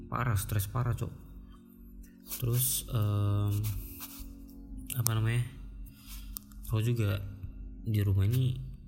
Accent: Balikpapan, East Kalimantan, Indonesia; also born or lived in Pekanbaru; cuman aku tuh lahirnya di Pekanbaru di Sumatera sana Pekanbaru Riau nah, jadi aku lahir di sana terus tinggalnya tuh di sini di Kalimantan besarnya

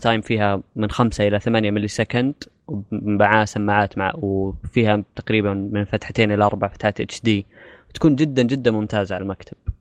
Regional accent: Saudi Arabia; عندنا في السعوديه

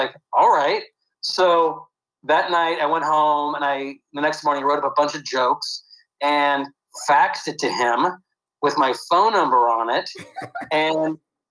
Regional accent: Santa Rosa, California, United States; now in Los Angeles, United States; I grew up in a place called Santa Rosa, which is in the wine country, about an hour north of San Francisco

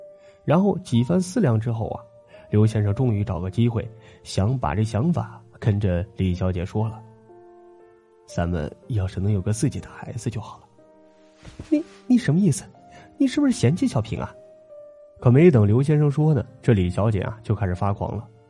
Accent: northern China, China; 那会儿啊，我们老家北方啊还是土堆的那种坟头

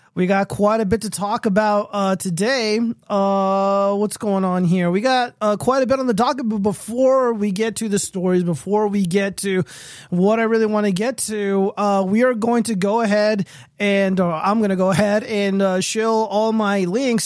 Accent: Nevada, United States; my home state is

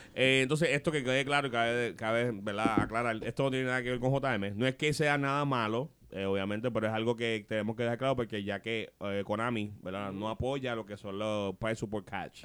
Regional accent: Trujillo Alto, Puerto Rico; Yo soy aquí de Trujillo

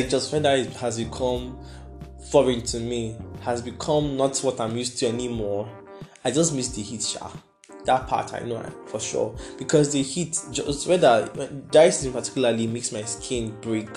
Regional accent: Nigeria; I'm managing my life as a Nigerian

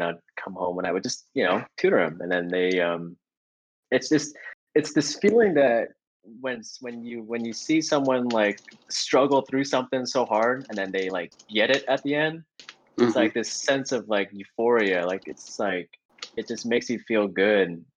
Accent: Portland, Oregon, United States; born and raised in Portland. Grew up in the West throughout my life.

